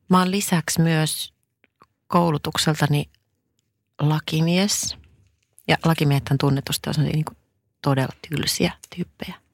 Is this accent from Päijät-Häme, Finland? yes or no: no; Mikkeli, South Savo, Finland; mä oon Savosta koteisen, ihan Mikkelistä